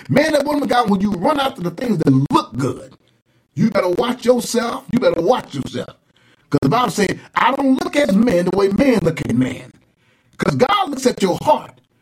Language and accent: English; Saginaw, Michigan, United States; when I was young and growing up in the Pentecostal church down in Saginaw, Michigan